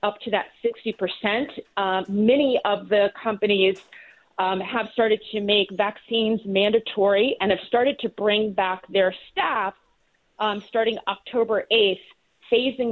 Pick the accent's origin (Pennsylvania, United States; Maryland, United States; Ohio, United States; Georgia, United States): Pennsylvania, United States; Philadelphia; as a Philadelphian